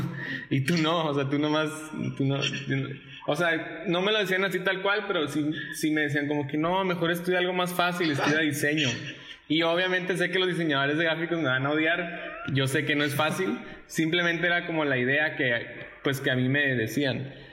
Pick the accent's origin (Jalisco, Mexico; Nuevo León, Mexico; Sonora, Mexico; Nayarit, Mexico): Sonora, Mexico; also born or lived in El Paso, Texas / Ciudad Juárez; now in Monterrey, Mexico; crecí en Sonora, nací en El Paso, Texas, eh, y los últimos cinco años viví entre Ciudad Juárez y El Paso